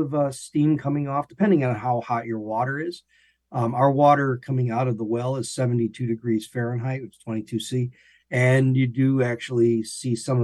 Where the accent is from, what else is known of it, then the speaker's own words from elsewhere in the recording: Illinois, United States; moved away as an adult; also born or lived in Florida; now in Gainesville, United States; I'm from Illinois originally